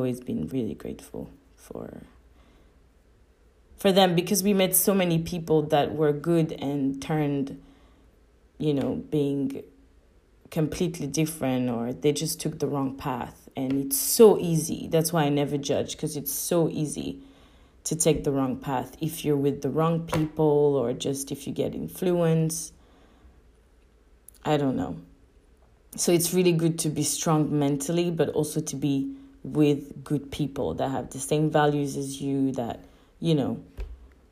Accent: Paris, Île-de-France, France; English is a second language; also born or lived in Sydney, Australia; now in Budapest, Hungary; I'm from Paris

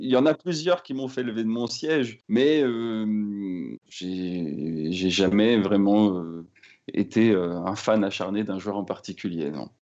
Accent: Rennes, Brittany, France; Je suis d'ailleurs, euh, Rennais d'origine, hein. Je suis né à Rennes.

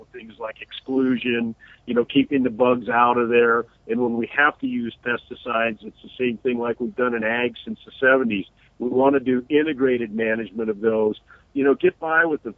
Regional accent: Redlands, California, United States; the orange groves by my house as a kid growing up in the Redlands

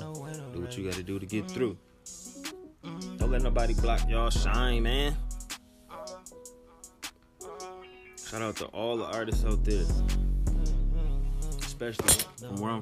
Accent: Michigan, United States; I'm from Michigan

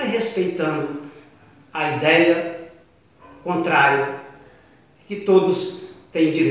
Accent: Piauí, Brazil; E nós do Piauí, nós do Nordeste

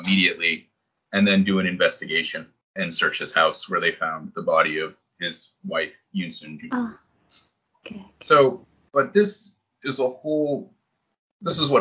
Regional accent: New Hampshire, United States; moved away as an adult; also born or lived in Boston area / Iraq; now in Japan; I grew up in New Hampshire and I've lived in these places, right? So it's a, you know, lived in the Boston area, lived in Iraq, right? Lived in Japan

